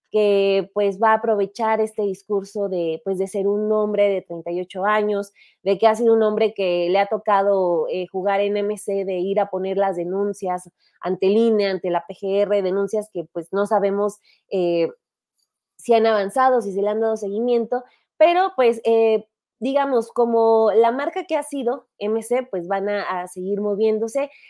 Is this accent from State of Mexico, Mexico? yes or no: yes; State of Mexico, Mexico; soy muy mexiquense.